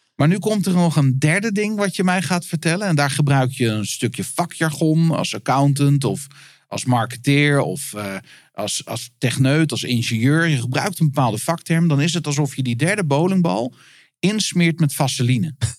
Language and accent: Dutch; Netherlands; ik als Nederlander